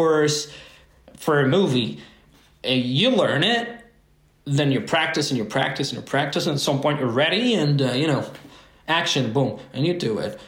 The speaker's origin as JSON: {"language": "English", "country": "France", "tie": "born or raised there", "said": "I was born and raised in France, and my parents came with the first wave of immigration in the 60s"}